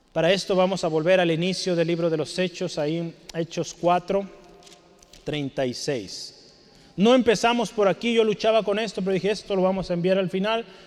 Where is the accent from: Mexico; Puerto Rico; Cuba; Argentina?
Mexico; como aquí como los mexicanos, vea cómo ponemos nombres